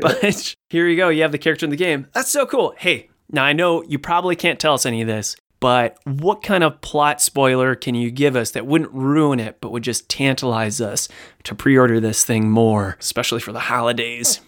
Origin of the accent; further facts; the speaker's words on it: Ohio, United States; I'm from Ohio